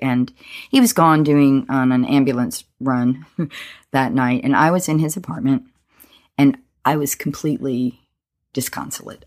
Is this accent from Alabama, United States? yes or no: yes; Alabama, United States; moved away as an adult; also born or lived in Boston; I grew up in Alabama